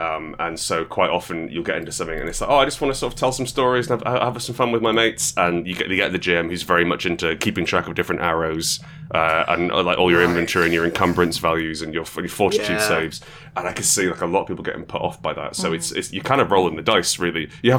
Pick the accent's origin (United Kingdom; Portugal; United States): Portugal; I grew up in Portugal. I grew up in... {S1} Okay. {S2} I grew up in, it was a very English... predominantly English-speaking community I was